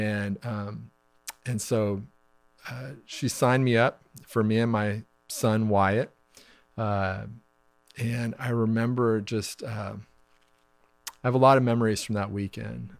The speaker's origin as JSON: {"language": "English", "town": "Wichita", "region": "Kansas", "country": "United States", "tie": "born or raised there", "said": "we're high school sweethearts, um, and we grew up in Wichita, Kansas"}